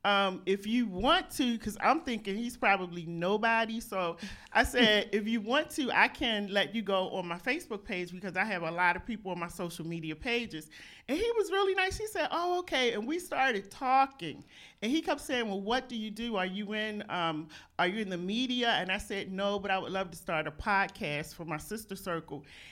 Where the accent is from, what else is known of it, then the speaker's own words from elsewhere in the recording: Baltimore, Maryland, United States; I was born in Baltimore, but my dad is a minister, so I'm a PK